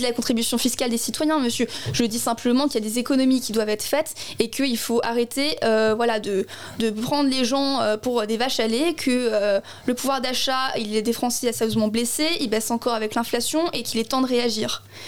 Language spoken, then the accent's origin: French; Strasbourg, Grand Est, France; je suis née à la Robertso, donc je suis une enfants du quartier